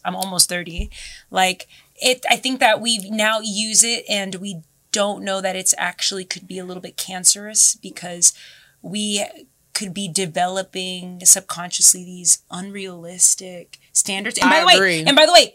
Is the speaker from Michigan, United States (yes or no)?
no; Boston, Massachusetts, United States; I'm from Boston